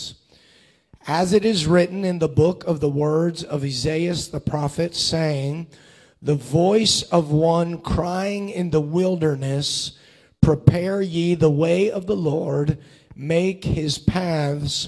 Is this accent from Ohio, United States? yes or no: yes; Cincinnati, Ohio, United States; I grew up in Cincinnati, Ohio, for the majority of my childhood